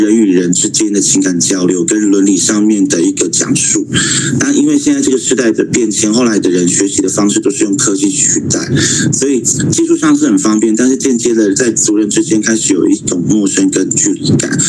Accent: Xiabinlang community, Taitung County, Taiwan; moved away; 一直在东，下槟榔部落的俺巷，马卡卡鲁岸

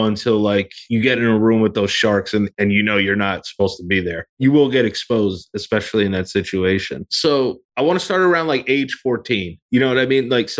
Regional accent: New York, United States; born there; I was born in America. I was born in New York.

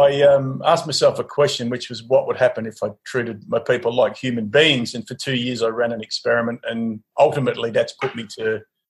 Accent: Mildura, Victoria, Australia; I grew up in Mildura

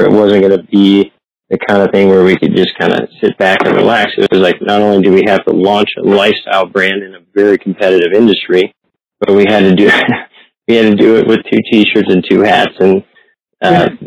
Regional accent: Columbus, Ohio, United States; also born or lived in northern Ontario; I grew up in Columbus, Ohio, uh, but spent a lot of time in northern Ontario

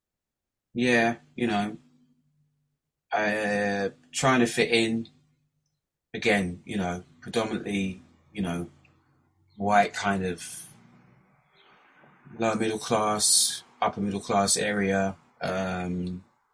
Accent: Kent, South East England, United Kingdom; also born or lived in Hackney, London; I was born in Hackney, in the '70s. Moved to Kent when I was about 3-4 years old. And yeah, basically been there pretty much ever since

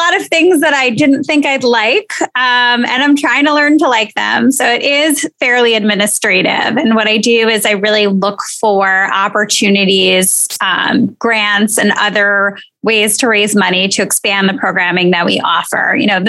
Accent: New York City, New York, United States; And I live in Queens. So I am born and raised in Queens, which I love to tell people is not only the most diverse borough in the entire city, but arguably one of the most diverse places in the entire world.

